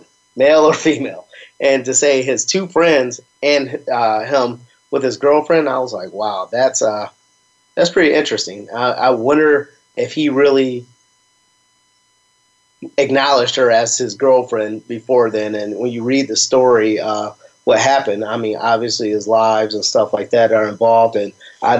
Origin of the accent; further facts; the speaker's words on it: Chicago, Illinois, United States; my Chi-Town roots kick in stronger